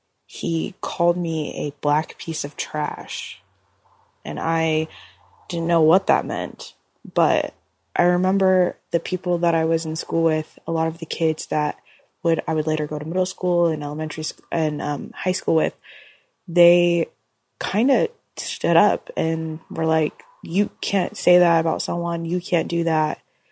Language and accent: English; Oregon, United States; I'm 29 years old, and I'm from Oregon.